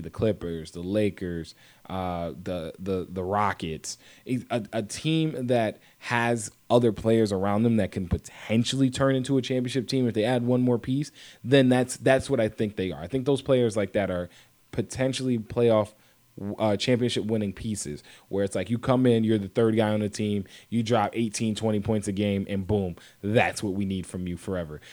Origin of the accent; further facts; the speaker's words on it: Connecticut, United States; I grew up here in Connecticut